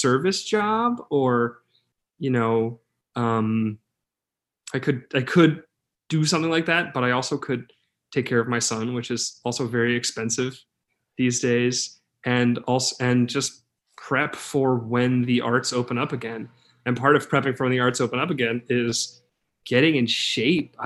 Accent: New York City, New York, United States; I'm from New York City, born and raised New Yorker

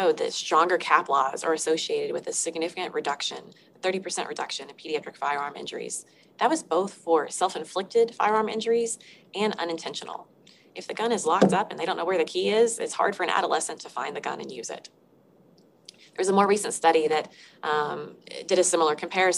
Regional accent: Arkansas, United States; I'm from Arkansas

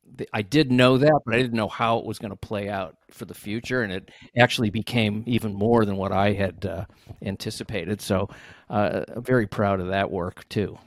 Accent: Ohio, United States; I grew up in Ohio

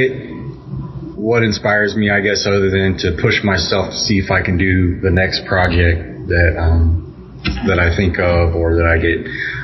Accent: Arkansas, United States; now in Kansas City, United States; I'm originally from Arkansas and I just grew up around all

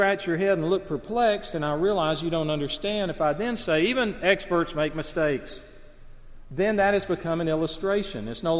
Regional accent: Alabama, United States; I grew up in the Deep South in small Alabama town

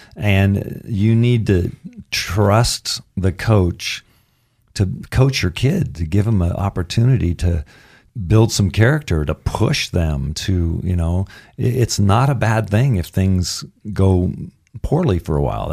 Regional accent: Caldwell, Idaho, United States; moved away; also born or lived in Santa Barbara / Vail; I was born in Caldwell because of College of Idaho.

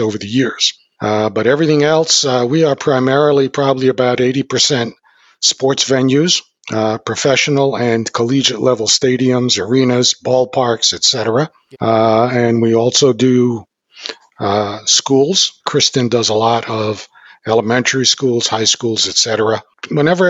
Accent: the Catskills, New York, United States; I was born and raised in the Catskills of New York, a huge resort area in the 50s and 60s

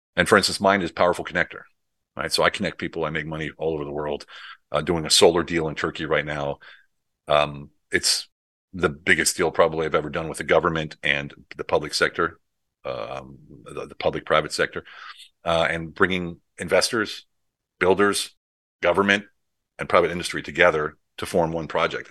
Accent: United States; moved away as an adult; also born or lived in Europe; I did it all in Europe as an American

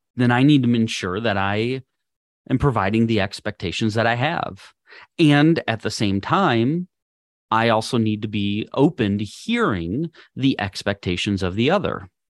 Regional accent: Minnesota, United States; moved away as an adult; also born or lived in Missouri / Wisconsin; now in Texas, United States; I was born and raised in Minnesota.

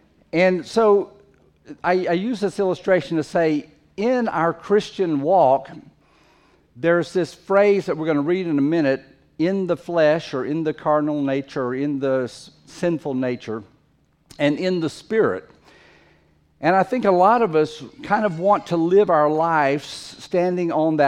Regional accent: Fiji; Most of you, or many of you, know that I grew up in the Fiji Islands several years of my life, and as an adult lived there a long time.

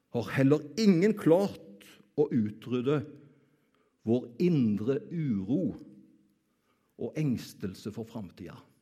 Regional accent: Karmøy, Rogaland, Norway; Jeg kommer jo fra Karmøy.

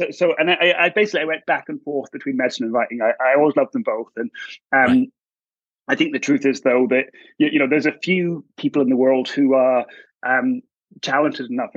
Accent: Edinburgh, Scotland, United Kingdom; moved away as an adult; also born or lived in Glasgow; I'm from Edinburgh originally, and then I went to study medicine in Glasgow

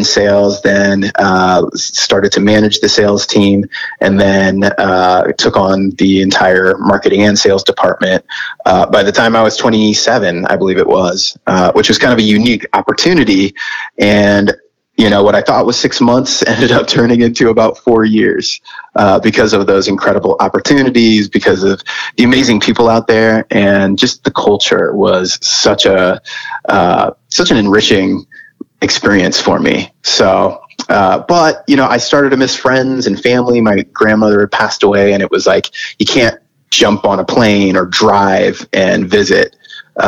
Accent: Fort Wayne, Indiana, United States; moved away; also born or lived in Dominican Republic; grew up in Fort Wayne, Indiana, Midwestern boy

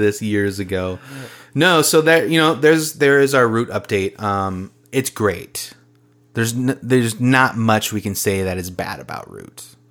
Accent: Minnesota, United States; we are from Minnesota.

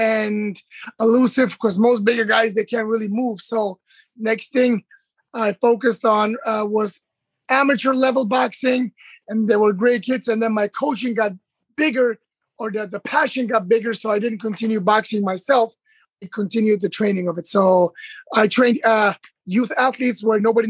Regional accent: Germany; moved away as an adult; now in United States; I'm born and raised in Germany. I'm Turkish, and I've been in America for almost 20 years now

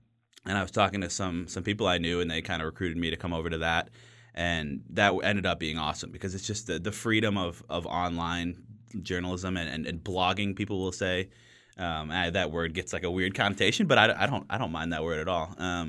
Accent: Minneapolis, Minnesota, United States; I grew up in Minneapolis. I grew up a Vikings fan.

